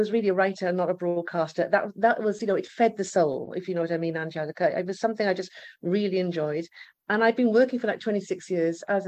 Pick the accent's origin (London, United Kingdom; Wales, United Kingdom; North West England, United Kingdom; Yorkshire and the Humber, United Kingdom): Wales, United Kingdom; Swansea; moved away as an adult; now in Malta; I'm Welsh. I'm from Swansea in the United Kingdom, from Wales